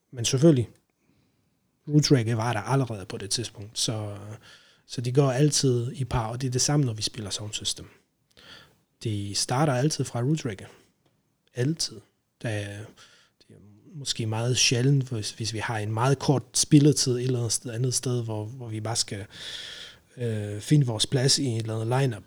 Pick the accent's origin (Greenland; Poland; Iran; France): Poland; Danish is a second language; moved away as an adult; now in Denmark; jeg kommer fra Polen, original. Øh, har været i Danmark siden øh, 2008